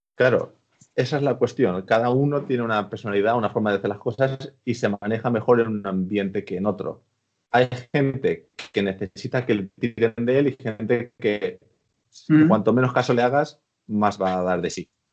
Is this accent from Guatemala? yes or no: no; Spain; moved away as an adult; now in United Kingdom; yo que soy español